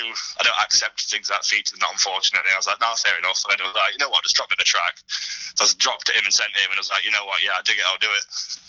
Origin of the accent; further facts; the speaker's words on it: Nottingham, East Midlands, United Kingdom; we're all from Nottingham.